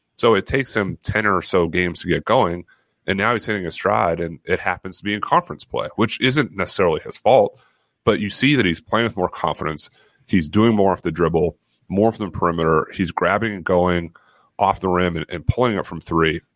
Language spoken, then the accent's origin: English; Massachusetts, United States; I feel really one with my home state